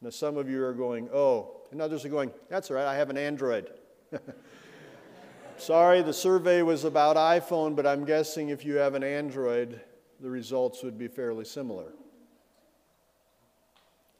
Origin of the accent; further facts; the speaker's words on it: Bozeman, Montana, United States; also born or lived in Belgrade, Montana / Minneapolis, Minnesota; I grew up in Bozeman and Belgrade